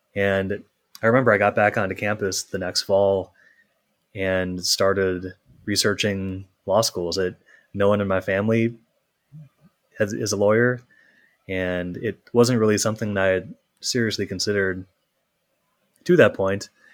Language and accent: English; Minnesota, United States; also born or lived in Michigan; I grew up in Minnesota, so not, not too far away.